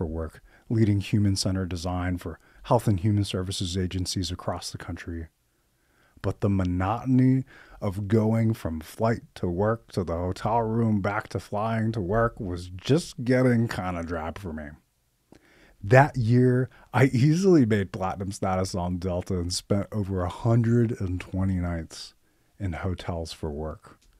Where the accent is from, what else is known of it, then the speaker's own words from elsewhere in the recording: Finland; also born or lived in Dubai, United Arab Emirates; now in United States; I'm a first generation American. My parents were born in Iran. I was born in Dubai. I grew up in Finland, moved to the States in 96.